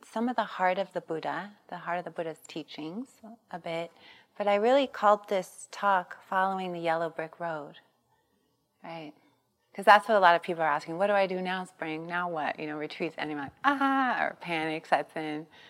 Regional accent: Long Beach, California, United States; I grew up in East Long Beach Compton border

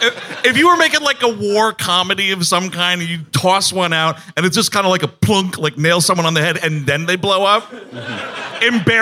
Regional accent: Parsippany, New Jersey, United States; born there; Yeah, I was born in Parsippany, New Jersey.

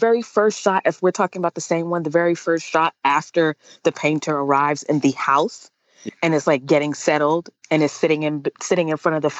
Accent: United States; I'm American

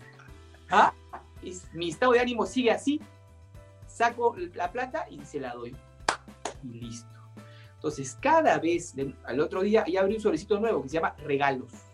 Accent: Peru; nos hemos generado como peruanos

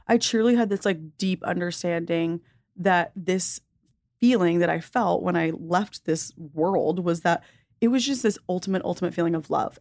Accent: the South, United States; growing up in the South

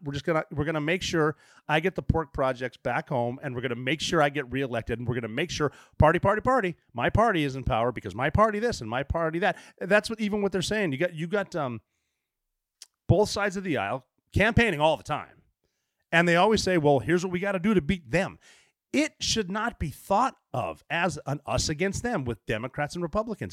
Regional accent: Oregon, United States; moved away; especially from Oregon. Like, the tallest building in my hometown is the Finland Hotel

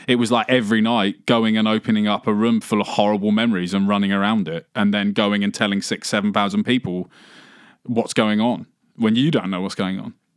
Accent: England, United Kingdom; growing up in England

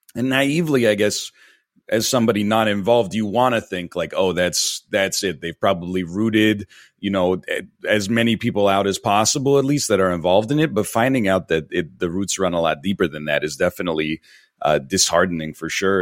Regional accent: near Toronto, Ontario, Canada; moved away as an adult; now in Vancouver, Canada; I grew up in Ontario, in a, in a town just outside of Toronto, but, uh, I've been in Vancouver for, uh, about ten years now.

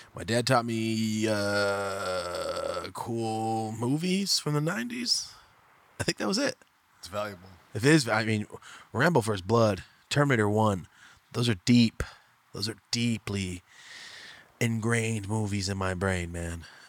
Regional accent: Merced, California, United States; moved away as an adult; also born or lived in Fresno, California; now in Los Angeles, United States; So I'm from Merced, guys. I grew up there my whole life. I lived in LA for a year, lived in Fresno for a year when I was a kid.

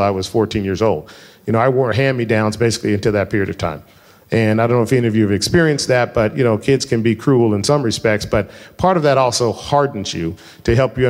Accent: Denver, Colorado, United States; I grew up in Colorado

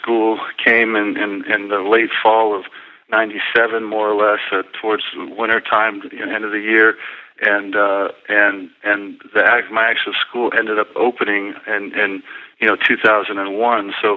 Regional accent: Las Vegas, Nevada, United States; on the dusty courts of UNLV in my hometown of Las Vegas

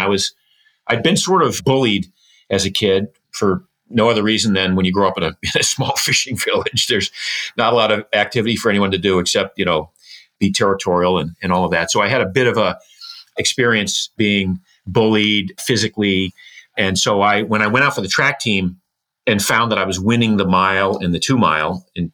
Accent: Boothbay Harbor, Maine, United States; I was born in Booth Bay Harbor, Maine. It's a fishing village, a small fishing village.

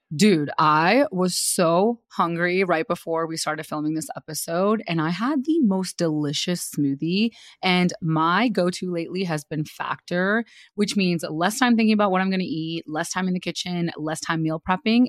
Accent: India; moved away; I was raised in India

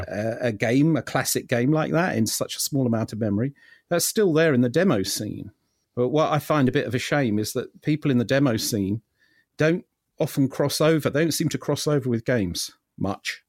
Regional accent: London, United Kingdom; I was born in London

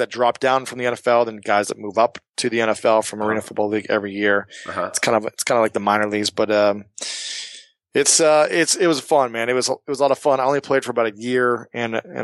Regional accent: Ohio, United States; moved away as an adult; also born or lived in New York City; now in Los Angeles, United States; I hail from Ohio, the greatest state in the country.

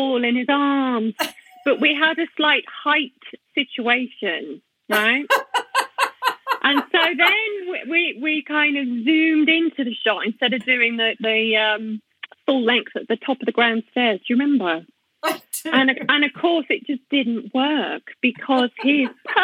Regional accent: Brownhills, West Midlands, United Kingdom; I grew up in a little town called Brown Hills

